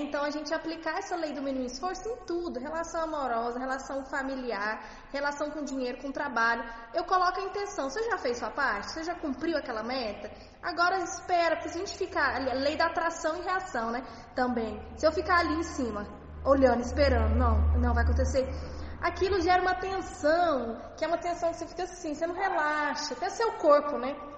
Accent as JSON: {"language": "Portuguese", "region": "Minas Gerais", "country": "Brazil", "said": "Sou de Minas"}